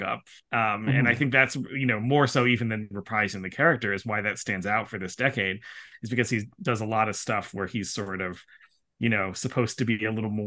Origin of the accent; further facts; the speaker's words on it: United States; me being an American